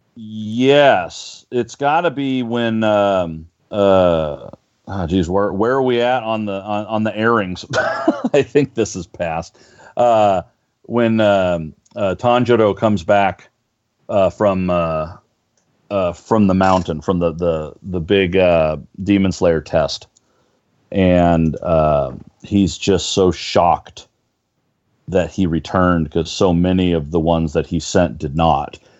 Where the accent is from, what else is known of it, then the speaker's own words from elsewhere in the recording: Northern California, United States; moved away as an adult; now in Los Angeles, United States; I grew up in Northern California, and I moved down to L.A. back in '97.